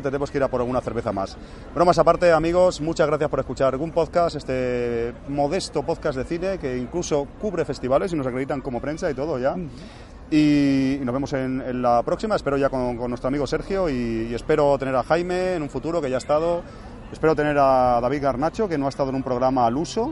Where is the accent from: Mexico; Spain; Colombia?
Spain; Cornellà de Llobregat, Catalonia; moved away; yo soy de Cornellá y Obregat, aunque ahora no vivo aquí del todo